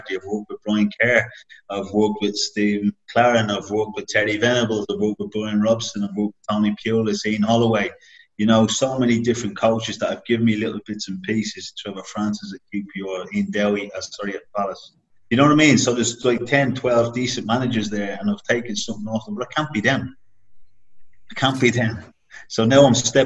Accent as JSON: {"language": "English", "town": "Dublin", "region": "Leinster", "country": "Ireland", "moved": "as an adult", "said": "I was flying over from Dublin"}